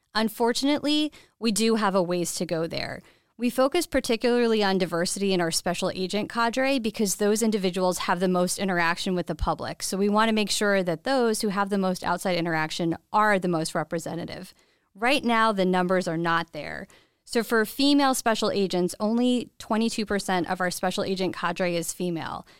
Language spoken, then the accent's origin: English; Westchester County, New York, United States; moved away as an adult; also born or lived in Boston; I am from Westchester County, New York, born and raised there